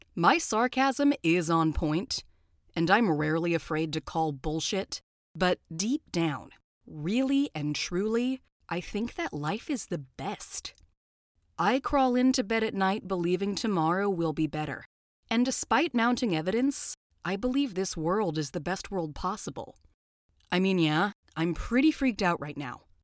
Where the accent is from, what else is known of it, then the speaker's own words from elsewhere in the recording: Southern California, United States; I'm from Southern California